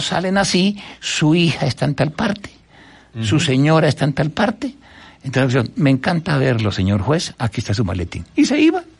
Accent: Colombia; en mi país

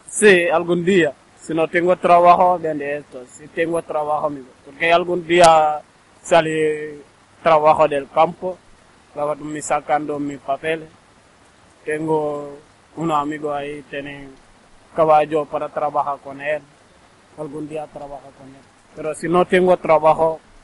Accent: Senegal; Spanish is a second language; moved away as an adult; now in Granada, Spain; soy de Senegal, viene aquí buscando trabajo

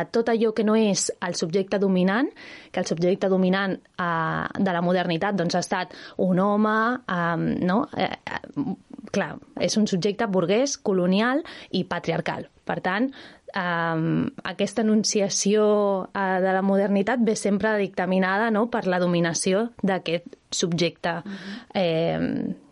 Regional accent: Barcelona, Catalonia, Spain; jo sóc de Barcelona

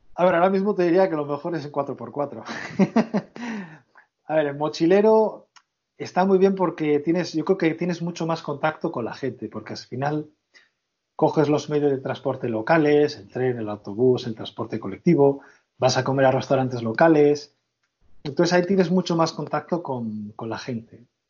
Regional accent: Portugalete, Basque Country, Spain; soy vecino de Portugalete

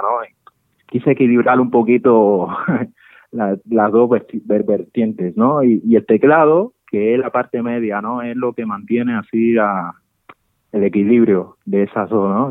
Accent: Santa Clara, Villa Clara, Cuba; moved away as an adult; also born or lived in Havana, Cuba; now in Madrid, Spain; es el barrio donde la ciudad donde yo nací, en Cuba, pertenece, está en el centro de Cuba, pertenece a Santa Clara, Villa Clara.

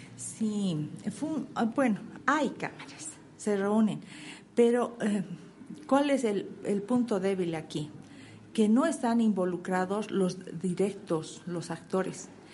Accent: Cochabamba, Bolivia; en Cochabamba tenemos lo que es el turismo de cultura, tenemos un hermoso clima, es una ciudad tranquila

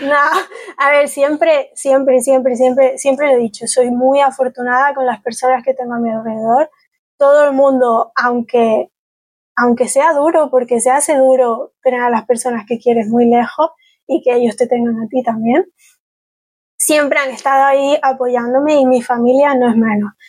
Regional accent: Galicia, Spain; first language Spanish; al final soy gallega, pero me conozco tres sitios de Galicia, me conozco mejor Malasia o Vietnam que mi propia tierra

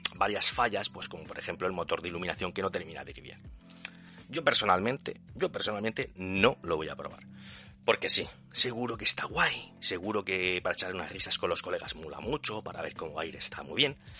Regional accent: Region of Murcia, Spain; mi pueblo está perdido en un rincón de Murcia

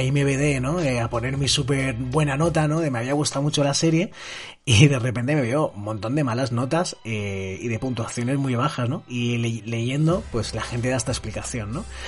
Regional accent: Spain; en mi país, por ejemplo, en España

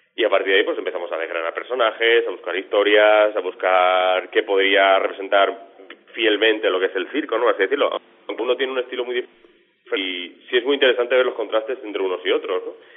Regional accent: Extremadura, Spain; moved away; un documental sobre seis artistas extremeños, en el cual yo también estoy

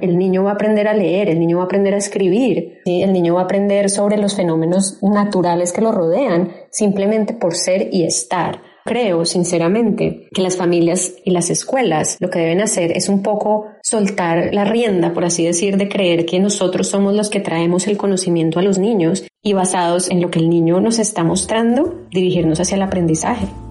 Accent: Bogotá, Colombia; now in Austin, United States; yo soy de Bogotá, Colombia. Actualmente vivo en Austin, Texas, Estados Unidos

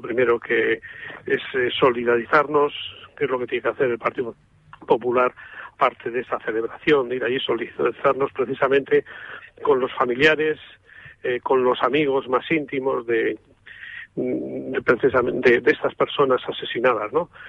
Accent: Amurrio, Basque Country, Spain; en mi pueblo, donde soy yo, en Amurrio

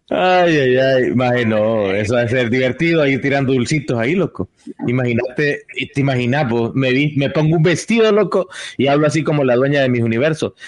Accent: El Salvador; La primera vez que salí de El Salvador fue como a los 13 años

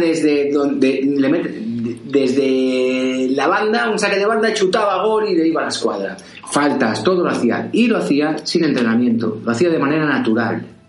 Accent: Valencian Community, Spain; yo soy valenciano

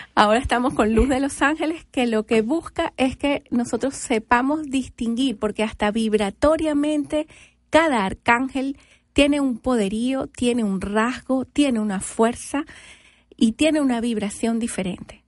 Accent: Venezuela; moved away as an adult; now in United States; soy venezolana

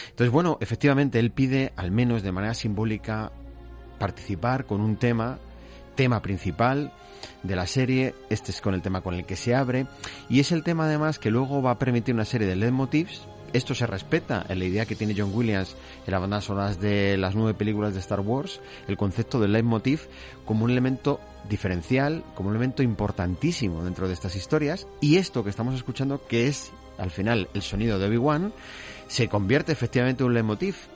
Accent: Basque Country, Spain; Y para adentro, que soy vasco.

